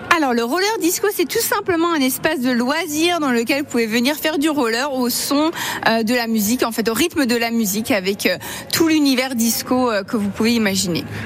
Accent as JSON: {"language": "French", "town": "Mulhouse", "region": "Grand Est", "country": "France", "tie": "born or raised there", "said": "je suis née à Mulhouse"}